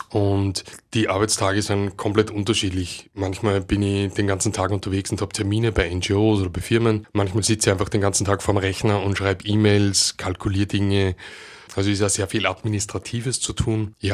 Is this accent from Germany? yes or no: no; Upper Austria, Austria; now in Vienna, Austria; Ich bin eigentlich aus Oberösterreich